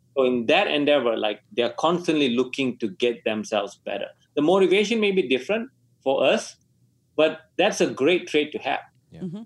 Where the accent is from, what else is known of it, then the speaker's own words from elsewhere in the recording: Malaysia; moved away; I was born in Malaysia